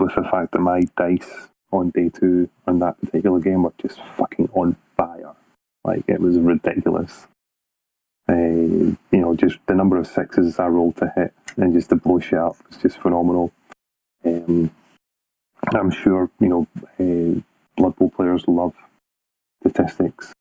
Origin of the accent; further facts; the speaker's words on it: Scotland, United Kingdom; I'm the Scottish captain.